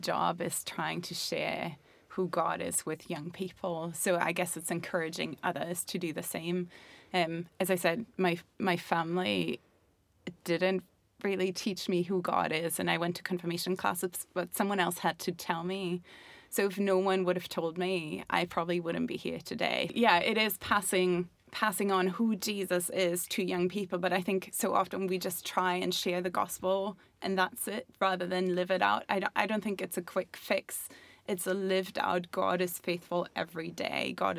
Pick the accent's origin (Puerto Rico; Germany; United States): Germany; also born or lived in Montenegro / Scotland / Belfast; now in England, United Kingdom; So I'm originally from Germany, but I've lived in Montenegro, I've lived on a ship, I've lived in Scotland, Belfast, and now England.